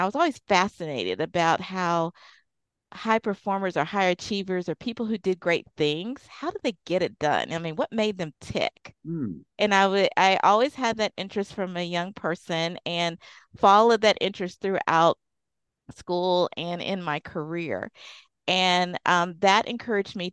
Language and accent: English; Deep South, United States; I grew up in the Deep South